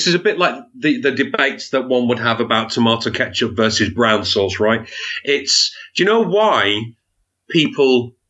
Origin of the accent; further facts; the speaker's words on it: Wigan, North West England, United Kingdom; I was brought up in a place called Wigan, which I'm sure you've heard of.